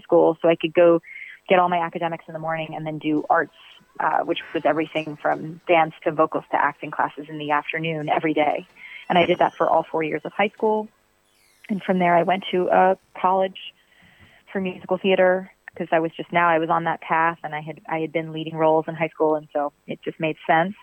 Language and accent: English; Virginia Beach, Virginia, United States; I'm from Virginia Beach, Virginia.